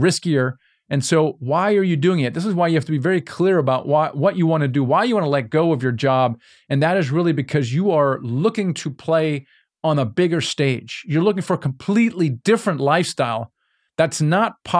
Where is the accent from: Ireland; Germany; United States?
Germany; Yeah, I'm from Germany